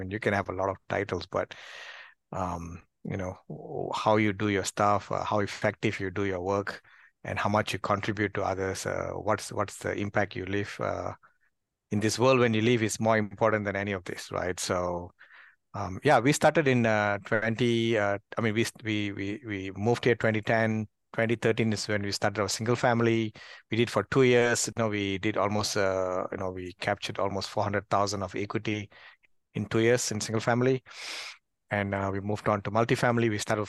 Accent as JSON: {"language": "English", "country": "Malaysia", "moved": "as an adult", "said": "I mean, I'm originally from Malaysia, moved to this country, immigrated here, and has been here almost 15 years."}